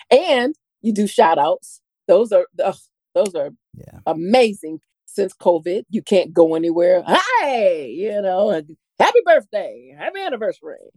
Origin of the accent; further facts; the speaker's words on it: Florida, United States; I'm from Florida.